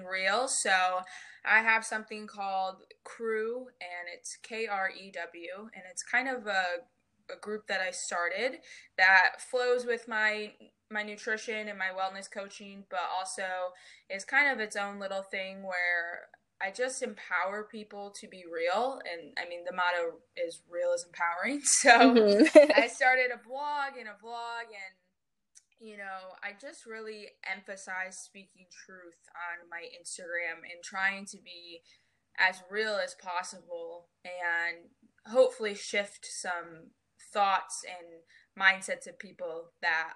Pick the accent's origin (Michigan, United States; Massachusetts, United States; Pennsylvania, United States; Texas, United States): Michigan, United States; moved away as an adult; now in North Carolina, United States; I'm originally from Michigan, and I just moved to North Carolina in December.